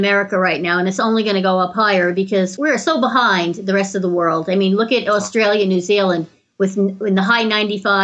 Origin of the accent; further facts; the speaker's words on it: New York, United States; I grew up in New York